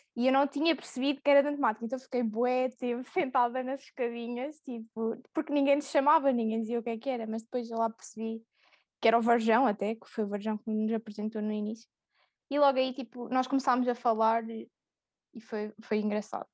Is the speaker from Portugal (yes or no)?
yes; Coimbra, Centro, Portugal; também sou de Coimbra